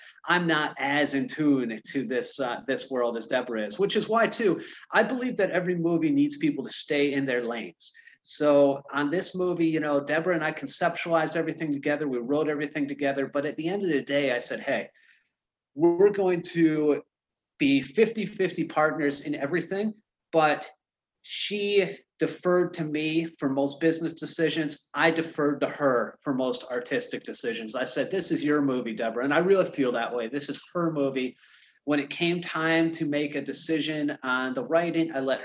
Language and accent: English; Michigan, United States; I'm from Michigan